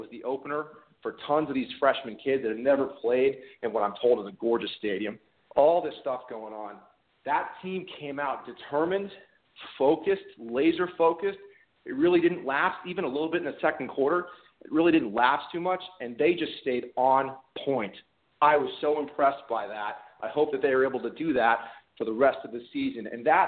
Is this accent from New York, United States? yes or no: no; Naples, Florida, United States; now in Atlanta, United States; I live in Atlanta. I'm a transplant from the Naples, Florida area.